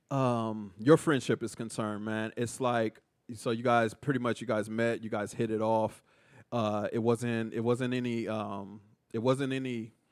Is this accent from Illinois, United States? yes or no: no; Killeen, Texas, United States; just growing up in Killeen really helped shape my views on different back I mean ethnicities